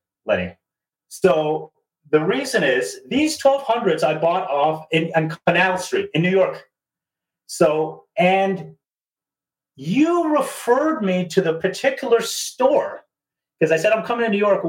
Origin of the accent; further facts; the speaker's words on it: Toronto, Ontario, Canada; this naive guy from Toronto